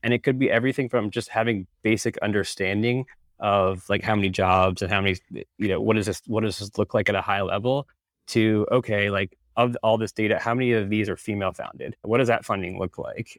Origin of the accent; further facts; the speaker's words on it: Northern Virginia, United States; moved away as an adult; also born or lived in Arlington, Virginia; now in Amsterdam, Netherlands; I'm from Northern Virginia originally, I was living in Arlington at the time, currently actually live in Europe in, in Amsterdam